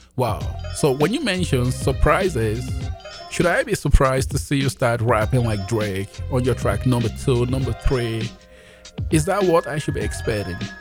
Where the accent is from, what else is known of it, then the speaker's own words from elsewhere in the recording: Nigeria; also born or lived in Jamaica; now in Canada; I was born in Nigeria